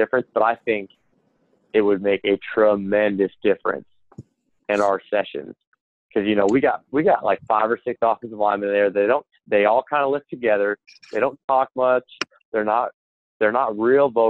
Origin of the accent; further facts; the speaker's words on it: Wisconsin, United States; I was born in Wisconsin.